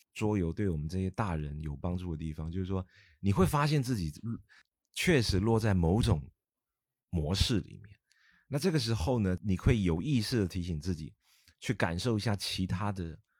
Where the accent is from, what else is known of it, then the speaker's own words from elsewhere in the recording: Taiwan; now in Guangzhou, China; 我来自台湾，那我在，呃，内地生活也非常多年了。我现在都称呼自己是，来自台湾的广州人嘛，啊，因为广州已经像是我第二个家了